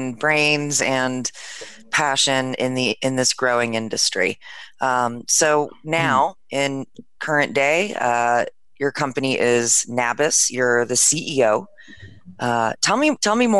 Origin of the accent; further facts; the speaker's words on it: East Coast, United States; I'm from the East Coast too